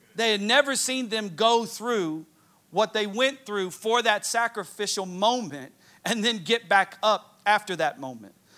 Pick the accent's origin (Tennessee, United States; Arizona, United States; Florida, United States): Tennessee, United States; I'm from Tennessee